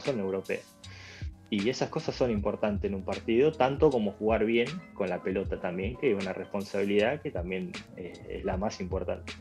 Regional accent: Argentina; moved away as an adult; now in Gibraltar; somos nosotros los argentinos

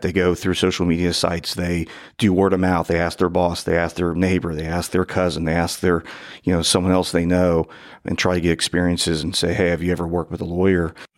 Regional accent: northern Kentucky, United States; the only law school I applied to was law school from my hometown up in northern Kentucky

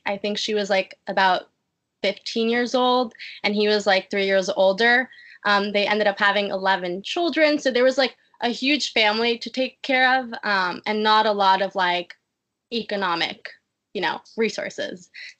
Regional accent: New York, United States; born there; I was born in Harlem, like you said.

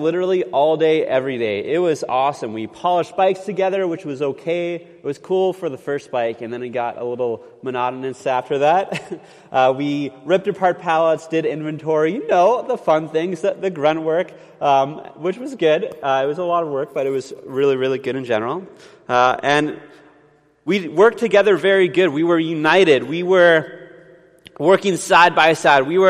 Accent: Canada; we're Canadian, like we're really polite

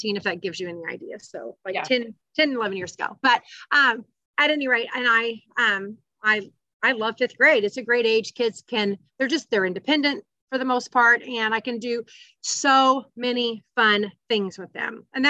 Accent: Evansville, Indiana, United States; I am from Evansville, Indiana

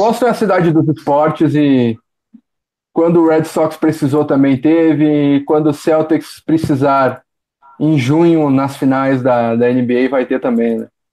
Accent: Porto Alegre, Rio Grande do Sul, Brazil; Eu que sou de Porto Alegre, estava em São Paulo

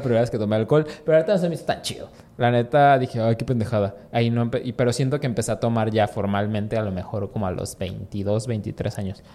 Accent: Mexico; como mexicano

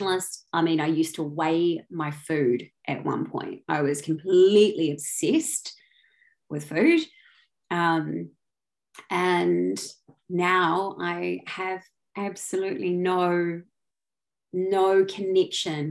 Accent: New Zealand; moved away as an adult; also born or lived in London; I'm from New Zealand originally, but I've been in London for the last 13 years

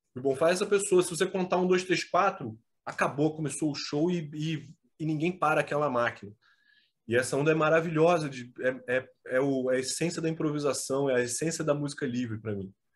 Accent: Rio de Janeiro, Brazil; moved away as an adult; also born or lived in Petrópolis; eu saí do Rio de Janeiro, eu morei 20 anos no Rio.

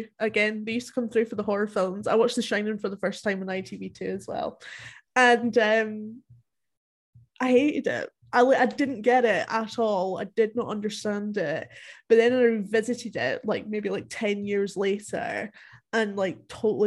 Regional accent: Dumfries and Galloway, Scotland, United Kingdom; it's actually mostly filmed in the area that I grew up in Scotland

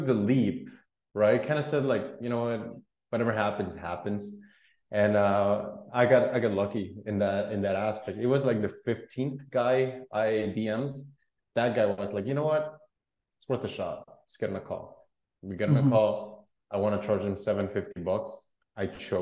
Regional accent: Guatemala; I was born and raised in Guatemala

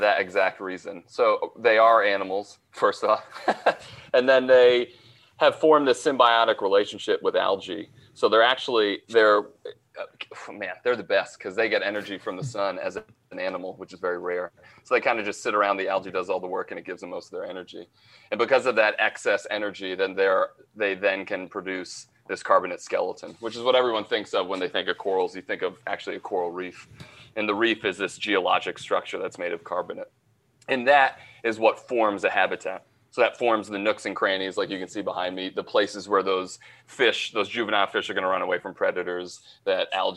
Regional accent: New England, Rhode Island, United States; I'm from the east coast of the U.S., I'm from Rhode Island

